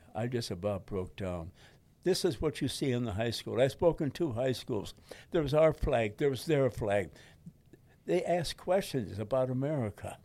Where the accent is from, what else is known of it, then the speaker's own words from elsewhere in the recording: Detroit, Michigan, United States; in front of the house in Detroit. That's my hometown